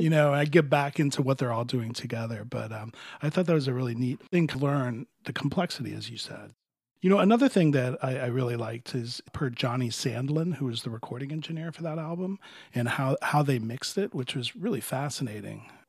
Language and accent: English; Miami, Florida, United States; I grew up in Florida, but it was a lot further south in Miami in the 60s and 70s